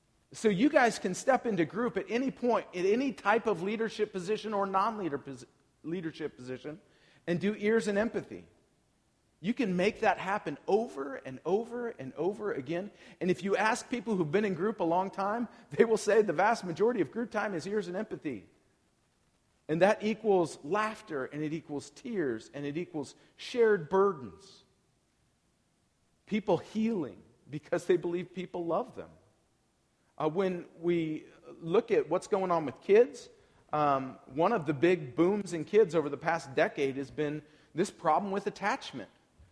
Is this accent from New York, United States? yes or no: no; Portland, Oregon, United States; So I'm from Portland, Oregon.